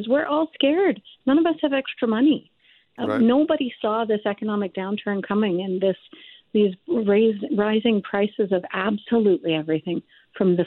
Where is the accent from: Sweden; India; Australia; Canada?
Canada; maybe being Canadian